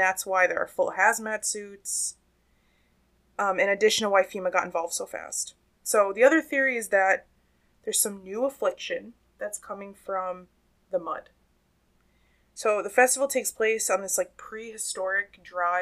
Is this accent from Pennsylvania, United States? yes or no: yes; Pennsylvania, United States; I'm from Pennsylvania, I was raised pronouncing everything Appalachian and Appalachia.